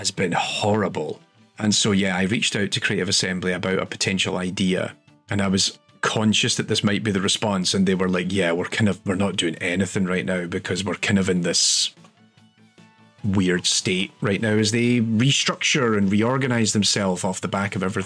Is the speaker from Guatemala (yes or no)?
no; Scotland, United Kingdom; I'm Scottish.